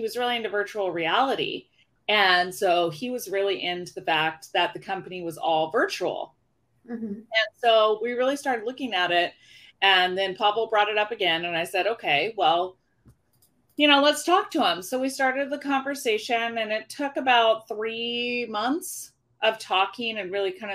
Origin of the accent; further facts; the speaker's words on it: Issaquah, Washington, United States; also born or lived in California; I grew up in Issaquah, Washington.